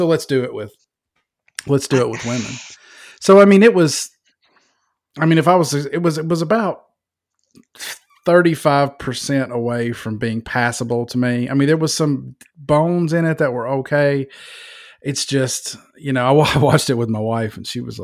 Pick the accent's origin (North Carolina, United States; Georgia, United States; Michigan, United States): Georgia, United States; I'm from Georgia, man. I live in Georgia.